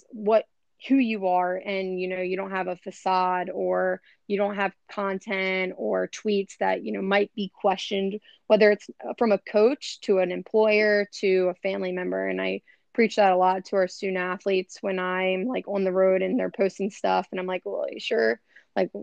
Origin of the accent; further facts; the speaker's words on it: Maryland, United States; also born or lived in Philadelphia; now in Los Angeles, United States; I'm from Maryland, but I grew up, you know, a lot of my professional and athletic career was in Philly